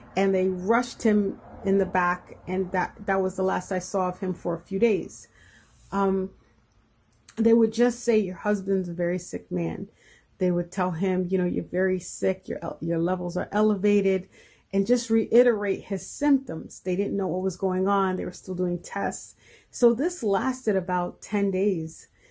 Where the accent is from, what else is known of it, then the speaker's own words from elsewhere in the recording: New Jersey, United States; I am from New Jersey